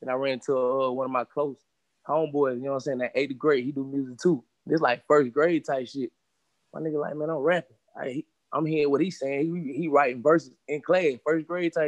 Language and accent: English; Charlotte, North Carolina, United States; When I grew up on the north side, I was raised in here in Valley. You know what I'm saying? So north side of Charlotte